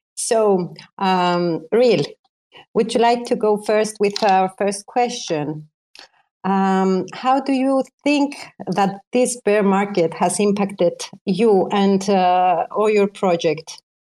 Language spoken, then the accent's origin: English; Greece; I am from uh, an island near Greece